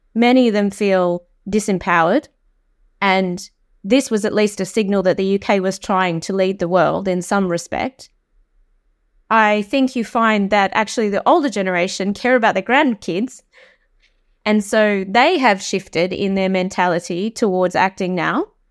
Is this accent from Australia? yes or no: yes; Australia; accent: Australian; moved away as an adult; now in United Kingdom; I'm Australian, uh, but I have lived in this country for seventeen years